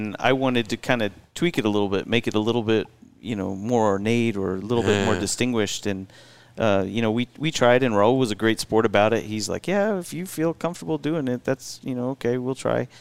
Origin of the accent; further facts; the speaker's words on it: Florida, United States; now in El Paso, United States; I grew up in Florida, so when you talk about wood shop, I took wood shop, but we made skim boards and surfboards